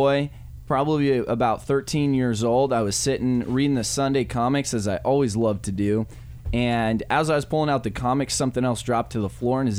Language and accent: English; Wyoming, United States; I grew up in the rolling hills of wonderful Wyoming